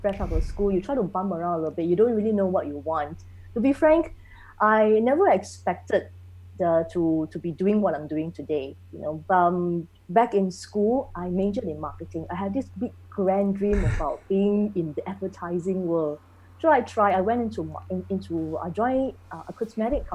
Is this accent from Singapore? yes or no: yes; Singapore; also born or lived in Germany; I'm a second generation Singaporean, born and bred, grew up here.